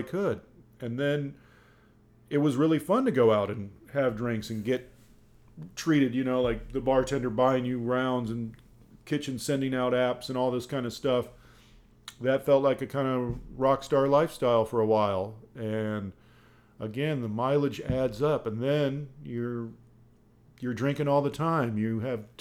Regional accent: Dayton, Ohio, United States; I grew up in Dayton, Ohio

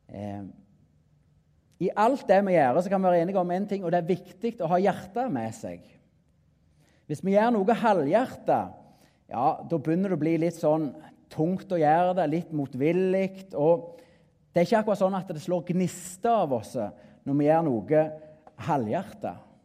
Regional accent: Klepp, Rogaland, Norway; Jeg er en bonde ifra Jæren, nærmere bestemt Klepp

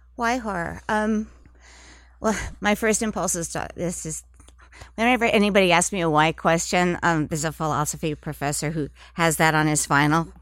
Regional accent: Minnesota, United States; moved away as an adult; also born or lived in New York City; I was from Minnesota, and, and it's, um, m, the, in the Midwest

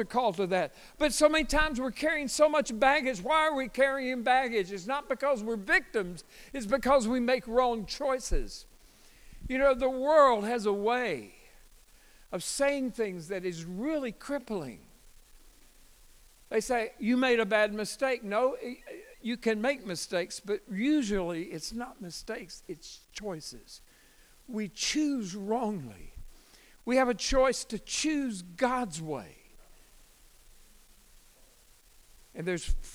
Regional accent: United States; I am American.

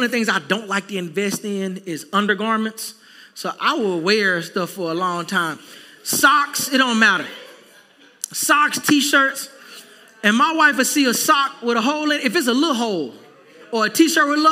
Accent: Texas, United States; now in South Florida, United States; I'm a Texan through and through

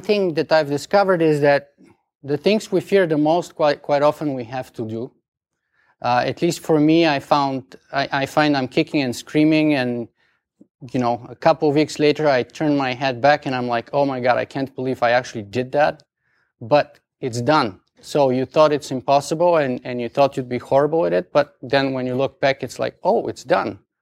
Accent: Bulgaria; accent: strong Bulgarian; English is a second language; moved away as an adult; now in Canada; English is not my first language. I have a strong Bulgarian accent

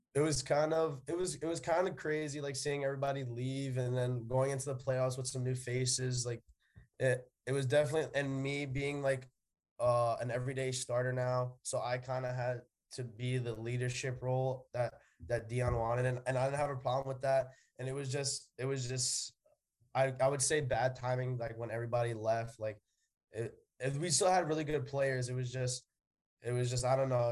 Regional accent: New York City, New York, United States; We're both from the Bronx

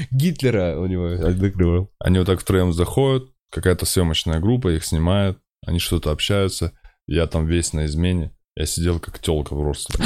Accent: Kazakhstan; я из Казахстана, я из Темногорска

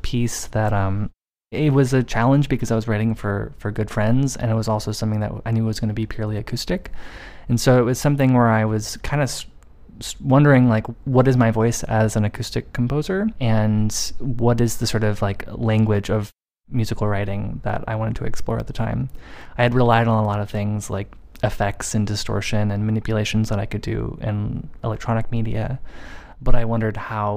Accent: United States; being an American

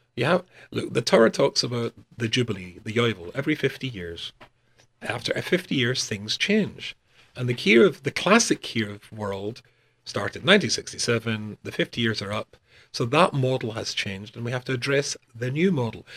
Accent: Glasgow, Scotland, United Kingdom; moved away as an adult; also born or lived in North West England; in Glasgow, my hometown

